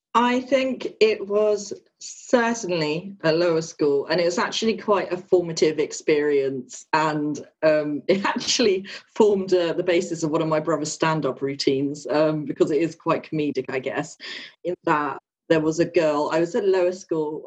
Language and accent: English; Luton area, East of England, United Kingdom; I was born here um, and live not too far from where I was born in Luton now